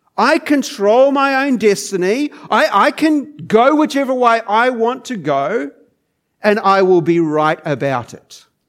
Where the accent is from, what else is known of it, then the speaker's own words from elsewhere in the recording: New Zealand; moved away as an adult; now in Geelong, Australia; I, I grew up in New Zealand